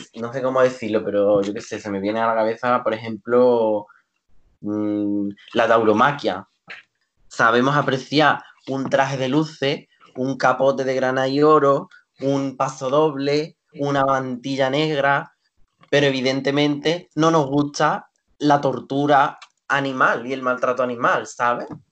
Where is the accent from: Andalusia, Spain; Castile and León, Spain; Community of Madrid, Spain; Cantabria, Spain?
Andalusia, Spain; Seville; Andalucía, mi pueblo, mm, Sevilla